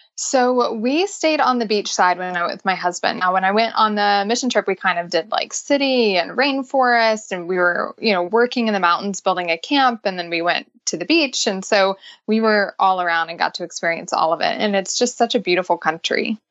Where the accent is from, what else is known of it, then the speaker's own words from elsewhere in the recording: Nashville, Tennessee, United States; I am born and raised in Nashville, believe it or not. I'm a Nashville native